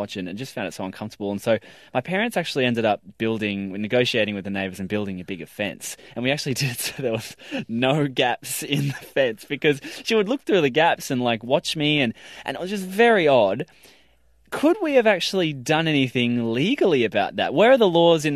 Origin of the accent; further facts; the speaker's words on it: Woy Woy, New South Wales, Australia; I'm from the Central Coast. I used to live in Woi Woi, which is a very colourful part of the Central Coast.